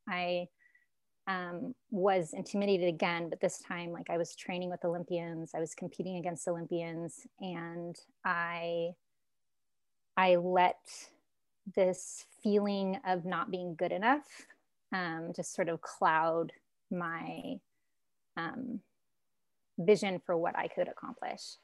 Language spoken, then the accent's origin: English; Alaska, United States; moved away as an adult; also born or lived in California; I grew up in Alaska, moved to California, went to a community college.